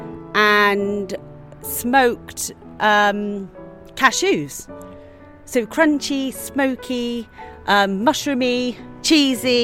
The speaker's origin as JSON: {"language": "English", "region": "England", "country": "United Kingdom", "moved": "yes", "lives_now": "Ibiza, Spain", "said": "we're English roses"}